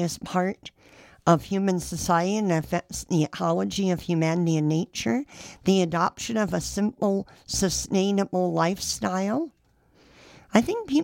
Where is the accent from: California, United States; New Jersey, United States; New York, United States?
California, United States; San Jose; now in Sacramento, United States; I grew up in San Jose